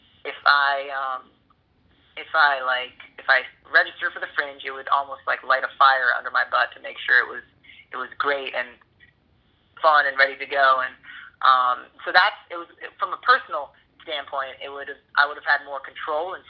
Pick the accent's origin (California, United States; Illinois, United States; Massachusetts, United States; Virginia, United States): Massachusetts, United States; Boston; moved away as an adult; now in Los Angeles, United States; I'm from Boston originally.